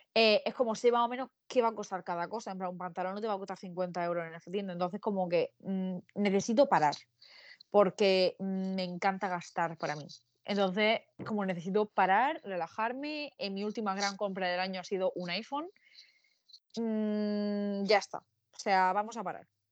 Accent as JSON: {"language": "Spanish", "town": "Murcia", "region": "Region of Murcia", "country": "Spain", "said": "Yo soy de Murcia"}